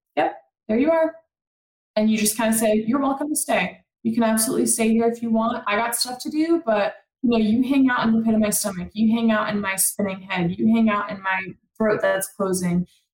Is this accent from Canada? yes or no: no; France; moved away; I'm from France.